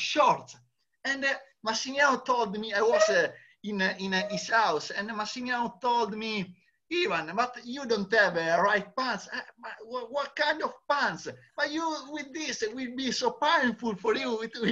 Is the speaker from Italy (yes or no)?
yes; Italy; I am Italian